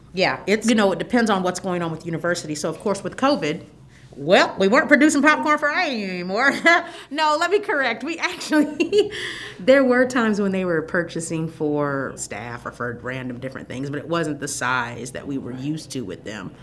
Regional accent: Fort Wayne, Indiana, United States; born or raised there; now in Bloomington, United States

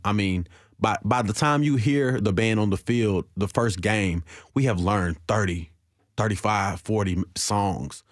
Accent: Nashville, Tennessee, United States; I'm from Nashville, born and raised in Nashville, and being in the inner city of Nashville, growing up in the '90s

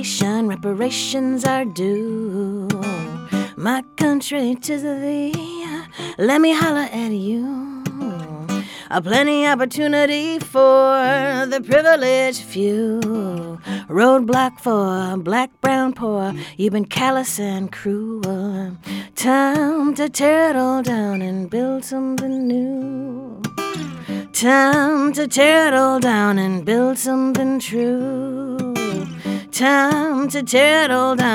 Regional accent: Milwaukee, Wisconsin, United States; I grew up in Milwaukee, Wisconsin

